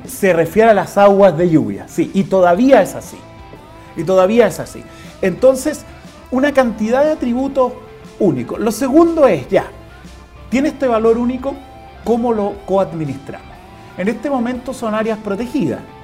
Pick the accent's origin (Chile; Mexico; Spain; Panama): Chile; somos los chilenos